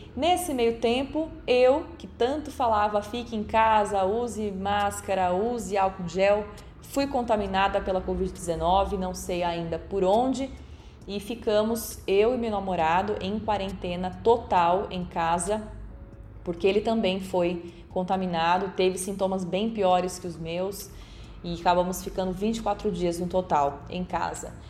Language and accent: Portuguese; Bauru, São Paulo, Brazil; moved away as an adult; now in Jundiaí, Brazil; sou natural do município de Bauru, no interior de São Paulo. Atualmente eu vivo em Jundiaí